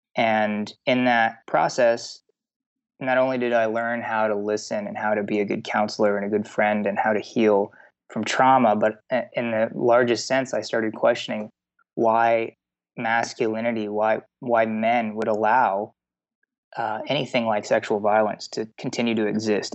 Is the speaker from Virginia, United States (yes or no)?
no; Texas, United States; I grew up in the South. I grew up in Texas